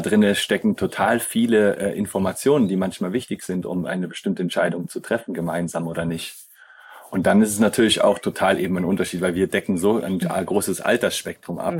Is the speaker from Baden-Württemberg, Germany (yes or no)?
yes; near Schaffhausen on the Swiss border, Baden-Württemberg, Germany; moved away as an adult; now in Tamera, Portugal; ursprünglich bin ich aus Süddeutschland. Okay. Ja, an der Schweizer Grenze